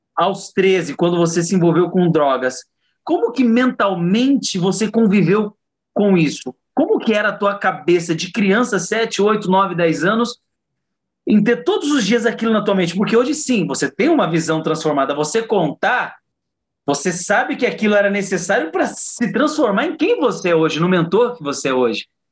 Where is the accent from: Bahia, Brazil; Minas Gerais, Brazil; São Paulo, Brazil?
São Paulo, Brazil; Diadema; eu fui nascido e criado em Diadema, né, na periferia da periferia